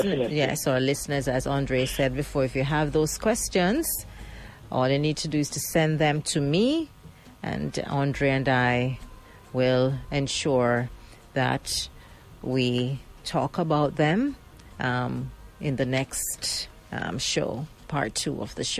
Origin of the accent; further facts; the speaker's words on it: Jamaica; a lot of us as Jamaican